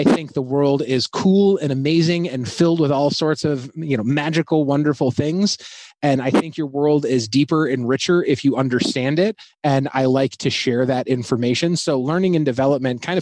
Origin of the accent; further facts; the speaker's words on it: Southeast Michigan, United States; moved away; I grew up in Southeast Michigan